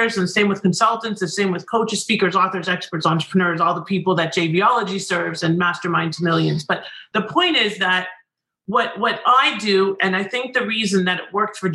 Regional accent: Canada; now in United States; I'm Canadian

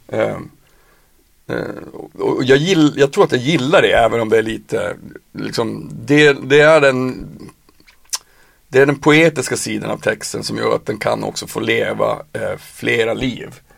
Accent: Piteå, Norrbotten County, Sweden; moved away as an adult; now in Stockholm, Sweden; jag är ju från Piteå. Jag flyttade när jag var 18

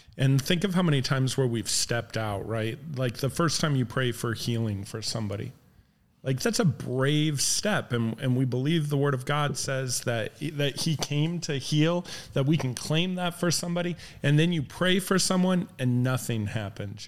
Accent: Midwest, United States; moved away; we grew up in the Midwest

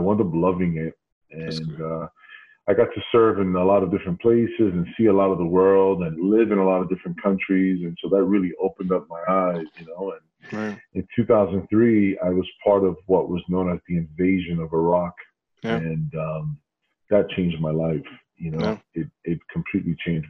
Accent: New York City, New York, United States; I grew up in Sunset Park, Brooklyn, you know, during the 80s and 90s

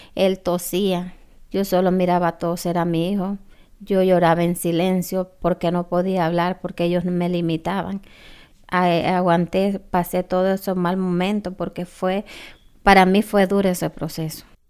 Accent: Honduras; moved away as an adult; also born or lived in United States; soy de Honduras

